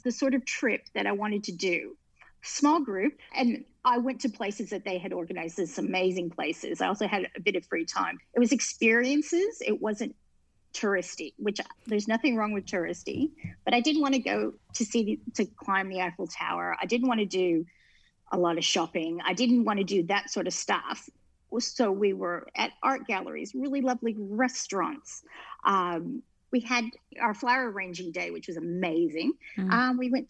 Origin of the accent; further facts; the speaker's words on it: United States; I'm from the States